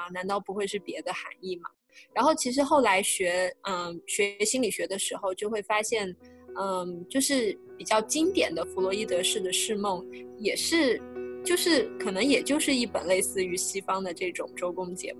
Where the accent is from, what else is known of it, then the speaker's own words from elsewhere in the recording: China; 我觉得反映了我们我们中国人或者说华人是非常的关心梦的